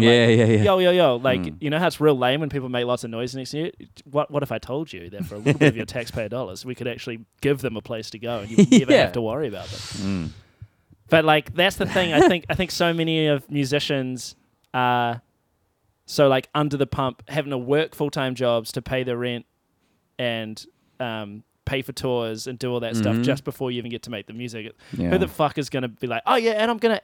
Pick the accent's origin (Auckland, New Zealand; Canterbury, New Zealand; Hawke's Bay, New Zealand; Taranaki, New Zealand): Canterbury, New Zealand; Timaru; moved away; growing up in Timaru